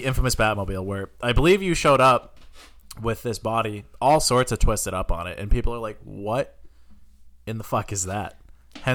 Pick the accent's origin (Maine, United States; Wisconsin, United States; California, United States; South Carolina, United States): Maine, United States; Scarborough; You used to work out of an old shop, Maple Avenue, where I grew up in Scarborough.